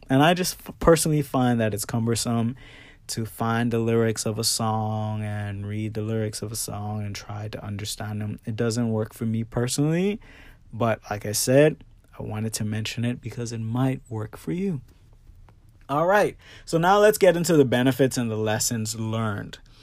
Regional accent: Bahamas; now in Florida, United States; I grew up in the Bahamas and now I'm living in Florida

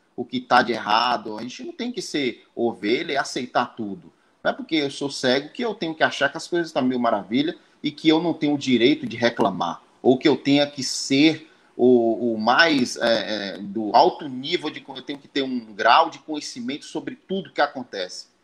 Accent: Northeast Region, Brazil; now in Santa Cruz Cabrália, Brazil; Eu sou do Nordeste, estou aqui em Santa Cruz Cabralha

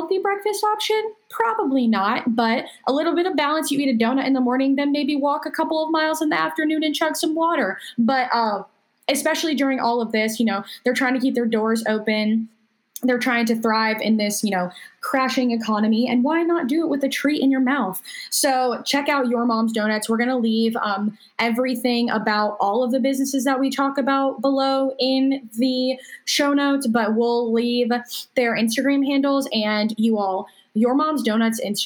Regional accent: Indian Trail, North Carolina, United States; I'm actually from Indian Trail

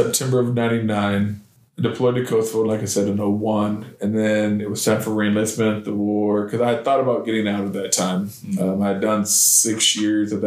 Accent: Decatur, Illinois, United States; moved away as an adult; now in Clarksville, United States; I was born and raised in Decatur, Illinois.

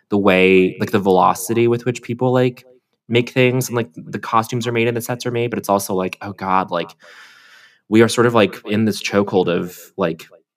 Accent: Colorado, United States; I grew up in Colorado

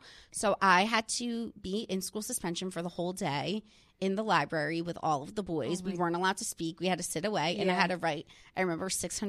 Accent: New Jersey, United States; growing up in the New Jersey

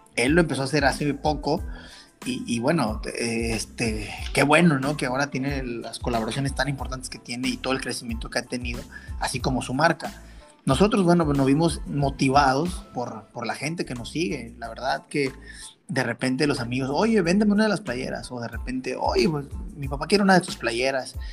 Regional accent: Mexico; Somos mexicanos

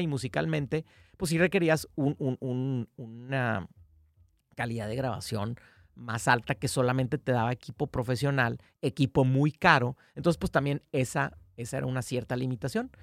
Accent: Mexico; somos una banda de México firmada con Polygram

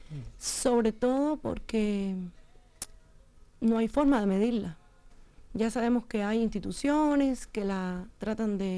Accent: Cuba; moved away as an adult; also born or lived in Matanzas / Havana; yo no soy de Matanzas, la provincia, yo soy del campo. Eh, o sea que, que, no es que yo vengo de, de, lo, de la ciudad, ¿no? Sino más bien de lo rural.

